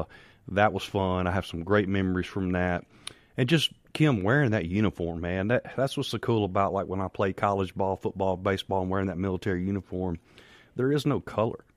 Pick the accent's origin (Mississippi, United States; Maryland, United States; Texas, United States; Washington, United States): Mississippi, United States; Farmhaven; I grew up in Farm Haven, Mississippi